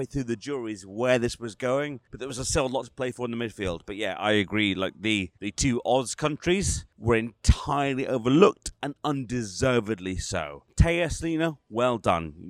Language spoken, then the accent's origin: English; Scotland, United Kingdom; I'm Scottish